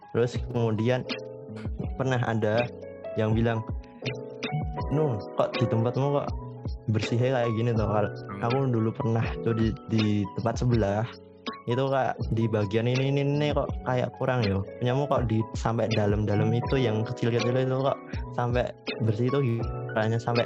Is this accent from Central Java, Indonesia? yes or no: no; Yogyakarta, Special Region of Yogyakarta, Indonesia; di kampungku sendiri itu udah ada tiga tiga yang buka cuci sepatu bayangin aja kalau satu kampung tiga buka cuci sepatu tiap kampung-kampung di kota Jogja gitu